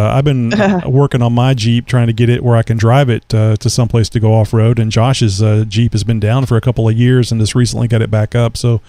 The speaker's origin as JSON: {"language": "English", "region": "Texas", "country": "United States", "said": "I'm a Texan."}